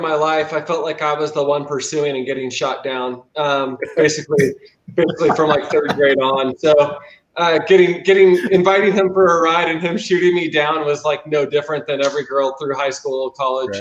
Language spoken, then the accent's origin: English; Pollock Pines, California, United States; now in Grass Valley, United States; I was actually born in Pollock Pines, and then uh, now I'm in Grass Valley